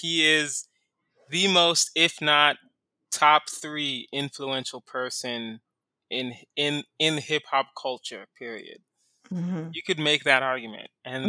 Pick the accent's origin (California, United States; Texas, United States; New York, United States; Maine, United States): Texas, United States; Houston; now in Los Angeles, United States; I'm from Houston, so the heat doesn't really affect me.